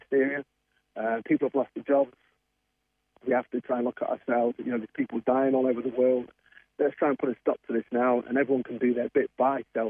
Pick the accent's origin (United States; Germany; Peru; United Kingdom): United Kingdom; England; moved away; I'm obviously from England